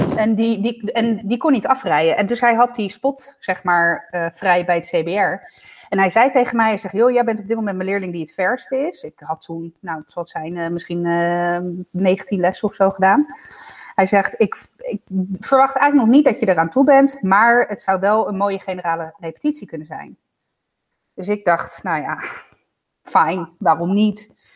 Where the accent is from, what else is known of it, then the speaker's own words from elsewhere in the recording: Italy; now in Netherlands; ik ben een Italiaan in Nederland.